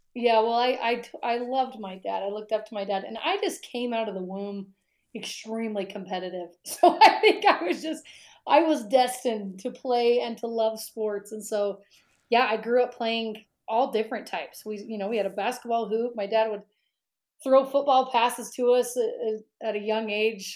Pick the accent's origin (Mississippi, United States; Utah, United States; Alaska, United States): Utah, United States; Pleasant Grove; I grew up in Pleasant Grove, and that's what like 15, 20 minutes from Provo